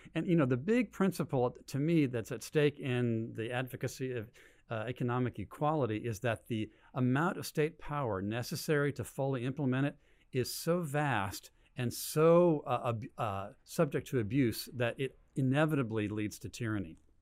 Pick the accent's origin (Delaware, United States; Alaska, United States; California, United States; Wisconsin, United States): California, United States; Berkeley; born and raised in Berkeley